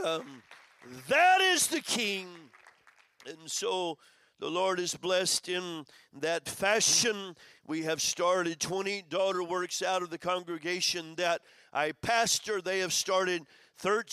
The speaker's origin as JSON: {"language": "English", "town": "Madrid", "region": "Community of Madrid", "country": "Spain", "said": "I'm from Madrid"}